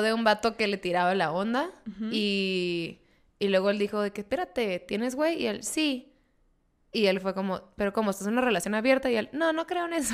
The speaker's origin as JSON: {"language": "Spanish", "town": "Mexicali", "region": "Baja California", "country": "Mexico", "tie": "born or raised there", "moved": "yes", "said": "yo soy oriunda de Mexicali, soy por ende cachanilla."}